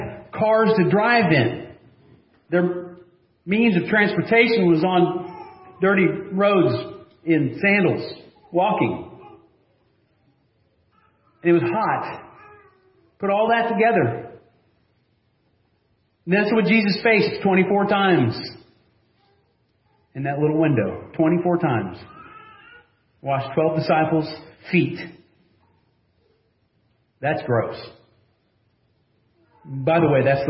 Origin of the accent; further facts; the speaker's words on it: United States